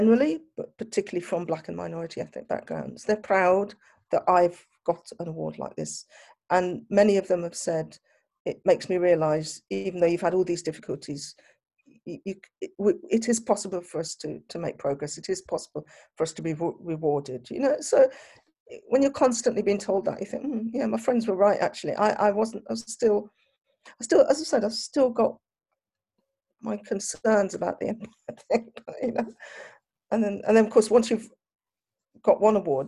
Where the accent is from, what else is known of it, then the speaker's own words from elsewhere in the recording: United Kingdom; I'm a Black British